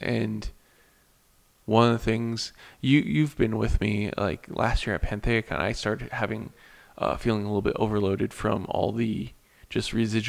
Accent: United States; I didn't get any blowback for being an American

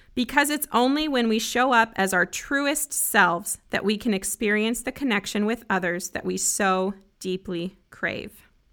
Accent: Broomfield, Colorado, United States; moved away as an adult; also born or lived in Grand Junction, Colorado; now in Nashville, United States; I grew up in a city called Broomfield, just north of Denver.

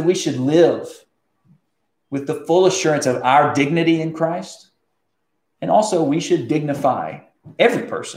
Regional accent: United States; I'm thankful to be an American

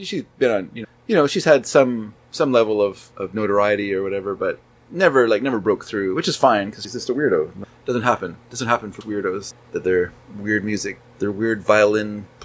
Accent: United States; I'm an American

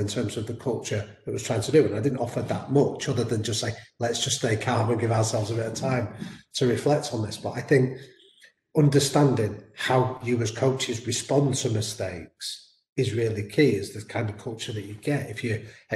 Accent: Manchester, North West England, United Kingdom; I'm from Manchester, my background is shaped by two sporting influences in Manchester

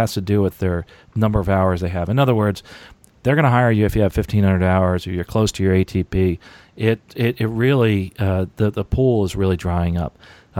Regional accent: New Jersey, United States; By the way, New Jersey, that's actually where I am from, and I live in New Jersey part-time, and there's a lot of really good schools up there, a lot of great schools.

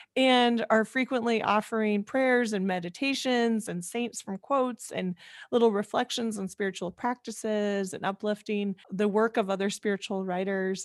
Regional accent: Iowa, United States; now in Chicago, United States; I live in Chicago now, I grew up in Iowa

